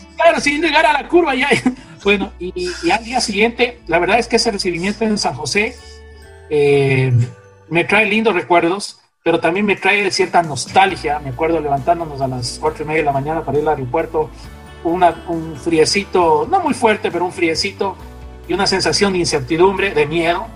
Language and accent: Spanish; Quito, Pichincha, Ecuador; moved away as an adult; also born or lived in Gainesville, Florida; yo nací en Quito en el año 68. Eh, mi hogar, mi padre y mi madre, los dos eran eh, químicos, mi papá bioquímico, para ser más preciso, y mi mamá era química farmacéutica. Y, y me crié en un hogar